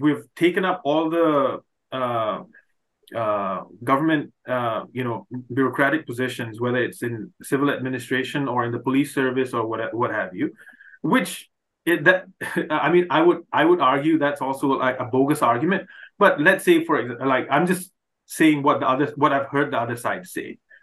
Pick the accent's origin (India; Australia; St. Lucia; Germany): India; Manipur; now in Canada; growing up I I could have never imagined uh, the state like my home state Manipur